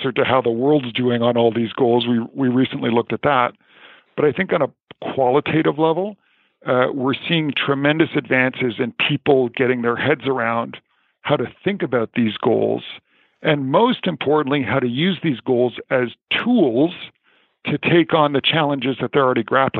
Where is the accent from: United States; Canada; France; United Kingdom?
Canada; I'm Canadian